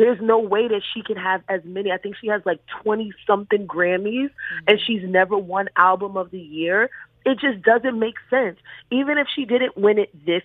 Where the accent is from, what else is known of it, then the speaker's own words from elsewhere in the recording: New York City, New York, United States; I am from Bed-Stuy, Brooklyn.